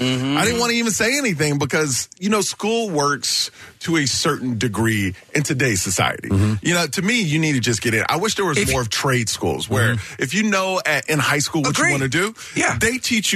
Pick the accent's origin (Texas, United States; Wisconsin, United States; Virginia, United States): Texas, United States; Houston; born or raised there